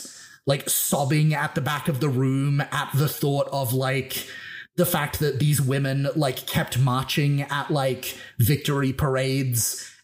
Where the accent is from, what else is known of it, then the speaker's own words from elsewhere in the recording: Australia; born there; Yeah. I mean, I am Australian by birth.